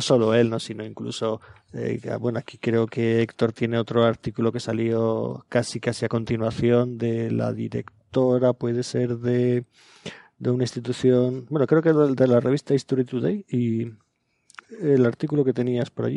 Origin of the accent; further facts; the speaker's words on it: Aragon, Spain; yo soy aragonés de nacimiento